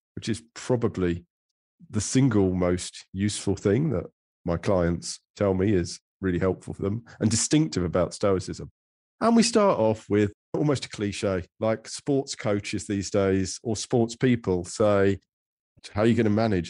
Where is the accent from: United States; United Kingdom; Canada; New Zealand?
United Kingdom; England; I'm an English man of a sort of certain middle age